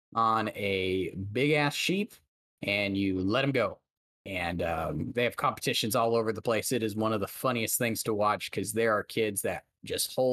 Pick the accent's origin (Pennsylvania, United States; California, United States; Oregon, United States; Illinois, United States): California, United States; Central Valley; in the Central Valley where I grew up in California